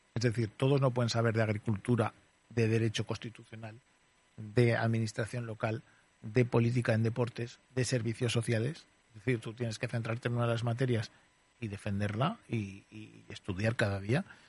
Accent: Zaragoza, Aragon, Spain; moved away as an adult; also born or lived in Barcelona / Madrid; Con cinco años vine a vivir aquí a Zaragoza. O sea, me, se considero maño. He estudiado en un colegio de Zaragoza, en un instituto de Zaragoza

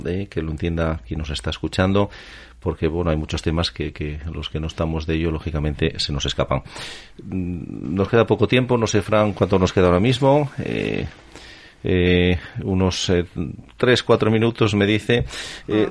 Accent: Asturias, Spain; como somos los asturianos

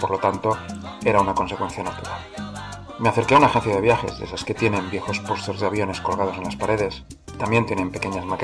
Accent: Barcelona, Catalonia, Spain; la verdad es que nunca salí de Barcelona, no, de la provincia, sino de la ciudad, hasta cumplido los 40 años.

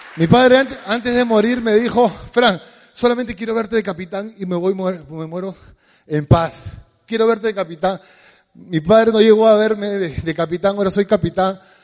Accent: Lima, Peru; somos de San Martín de Porres

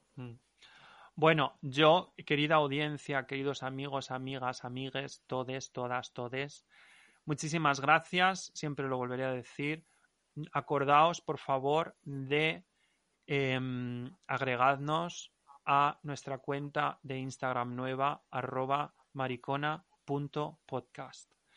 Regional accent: Valencian-speaking area, Valencian Community, Spain; accent: Valencian; first language Valencian; Spanish is a second language; me expreso muchísimo mejor en, valenciano. Mm. Porque es mi lengua materna.

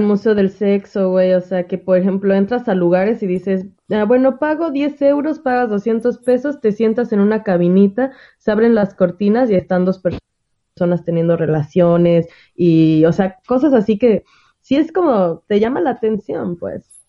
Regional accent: Mexico; moved away; en mi país

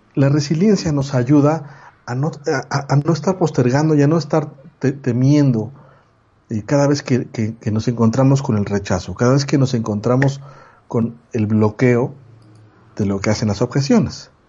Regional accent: Mexico; mexicano, 40 años

